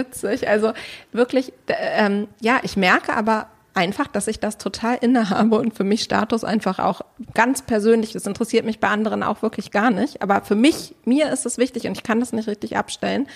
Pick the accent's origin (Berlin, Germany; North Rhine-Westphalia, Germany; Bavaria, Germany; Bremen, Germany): Berlin, Germany; ich komme aus Berlin